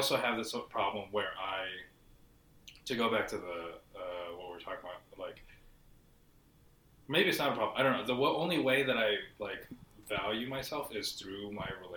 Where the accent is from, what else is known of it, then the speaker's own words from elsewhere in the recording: Seattle, Washington, United States; I'm from Seattle, I'm Filipino